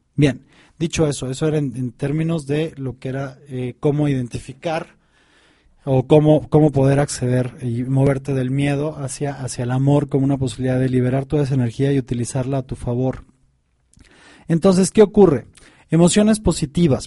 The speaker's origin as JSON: {"language": "Spanish", "country": "Mexico", "said": "acá en mi país, ahorita en México"}